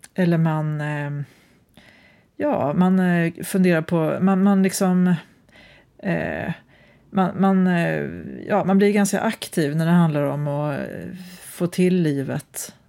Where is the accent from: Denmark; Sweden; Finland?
Sweden; Osebol, Värmland; now in Gothenburg, Sweden; min hembygd på, på landsbygden